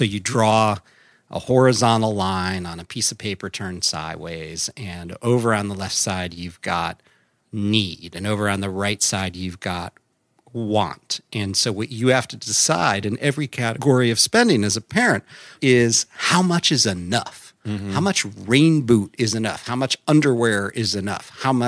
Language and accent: English; Midwest, United States; born or raised there